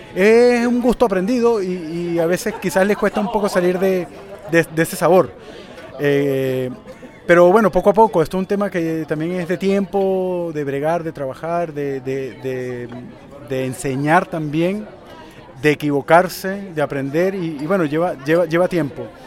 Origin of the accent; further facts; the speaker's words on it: Venezuela; also born or lived in Chile; now in Santiago, Chile; yo soy venezolano, criado con cerveza industrializada caribeña, y cuando me mudé a Chile